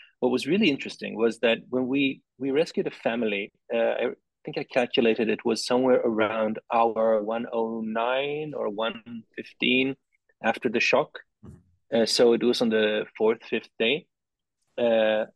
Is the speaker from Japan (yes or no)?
yes; Tokyo, Japan; I grew up in Tokyo.